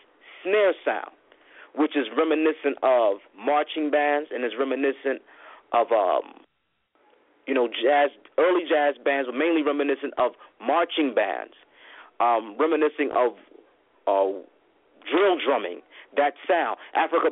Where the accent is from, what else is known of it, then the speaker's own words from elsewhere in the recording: Philadelphia, Pennsylvania, United States; I'm from John Coltrane's neighborhood, North Philadelphia